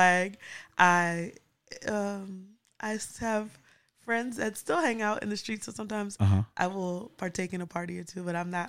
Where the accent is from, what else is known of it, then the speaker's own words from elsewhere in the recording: New York City, New York, United States; moved away as an adult; also born or lived in Harlem, New York / West Indies (ancestry); now in Oakland, United States; I'm from the Bronx, born and raised.